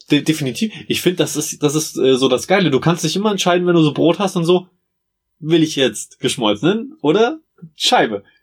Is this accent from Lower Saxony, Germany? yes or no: no; Meiningen, Thuringia, Germany